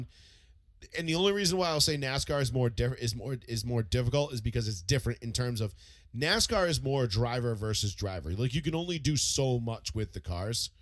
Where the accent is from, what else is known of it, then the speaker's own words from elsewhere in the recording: United States; I'm a fucking American